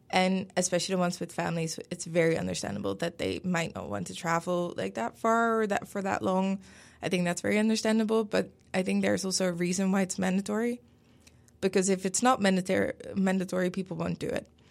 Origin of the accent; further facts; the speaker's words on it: Netherlands; first language Dutch; English is a second language; moved away as an adult; also born or lived in Denmark; now in Pittsburgh, United States; I'm originally from the Netherlands